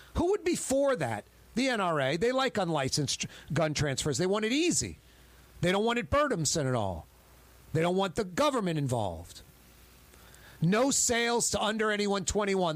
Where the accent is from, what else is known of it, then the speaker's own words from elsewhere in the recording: United States; I'm an American